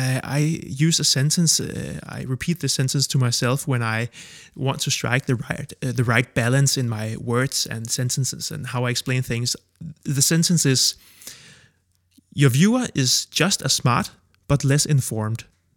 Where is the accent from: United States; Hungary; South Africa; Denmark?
Denmark; Copenhagen, Capital Region of Denmark; I'm 32 from Copenhagen, Denmark, and I make a living from explaining.